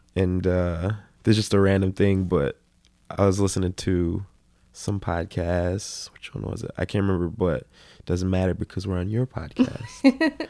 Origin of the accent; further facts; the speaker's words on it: Minneapolis, Minnesota, United States; growing up in South Minneapolis